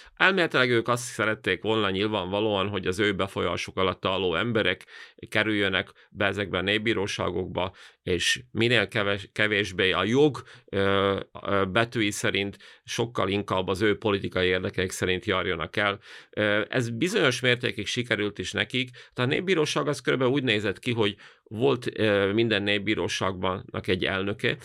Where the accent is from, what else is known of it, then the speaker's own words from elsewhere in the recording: Banská Bystrica Region, Slovakia; az én szülőfalumról